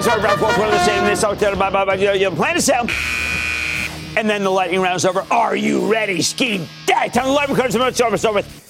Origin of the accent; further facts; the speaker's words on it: Pennsylvania, United States; moved away; my home state of Pennsylvania.